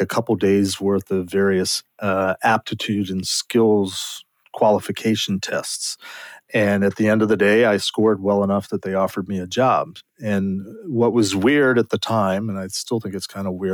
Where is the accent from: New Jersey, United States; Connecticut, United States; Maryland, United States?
Maryland, United States; I was born and raised in Maryland